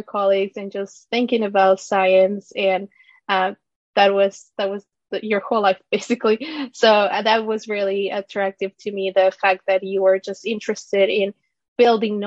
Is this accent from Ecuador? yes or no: yes; Ecuador; moved away as an adult; also born or lived in Florida, United States; now in United States; I was born and raised in Ecuador and moved to the U.S. with my family when I was 18 years old